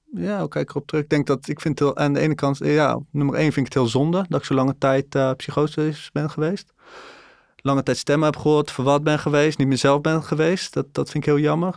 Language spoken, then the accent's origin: Dutch; Breda, North Brabant, Netherlands; ik ben eenendertig jaar, ik kom uit Breda.